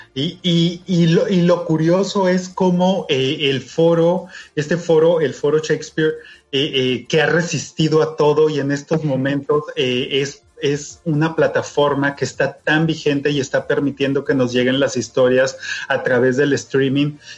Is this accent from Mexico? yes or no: yes; Mexico; nosotros como mexicanos